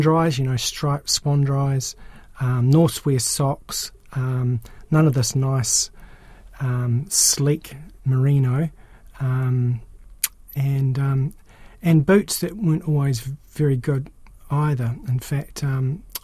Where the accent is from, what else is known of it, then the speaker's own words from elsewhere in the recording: Auckland / Waikato, New Zealand; also born or lived in Napier, Hawke's Bay, New Zealand; now in Wellington, New Zealand; I grew up in Auckland in the Waikato, where there weren't a lot of mountains, but when I was about 13, my family shifted to Napier